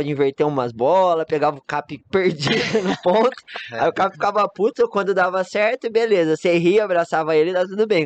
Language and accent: Portuguese; Gran Canaria, Canary Islands, Spain; Portuguese is a second language; moved away as an adult; now in Campinas, Brazil; Sou de Gran Canária